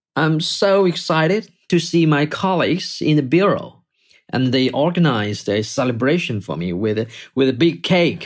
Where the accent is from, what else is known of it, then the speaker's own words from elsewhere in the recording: Wuhan, Hubei, China; now in Beijing, China; go back to Wuhan, my hometown